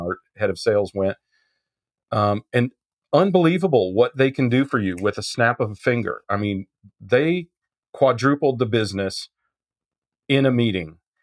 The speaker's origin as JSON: {"language": "English", "area": "Midwest", "region": "Kansas", "country": "United States", "tie": "born or raised there", "said": "I was brought up in the Midwest"}